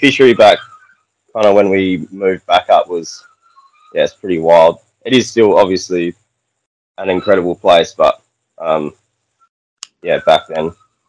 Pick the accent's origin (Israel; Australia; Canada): Australia; Exmouth, Western Australia; also born or lived in Bunbury, Western Australia; I wasn't born here, but definitely grew up here. Yeah, I've been here for about 20 years now.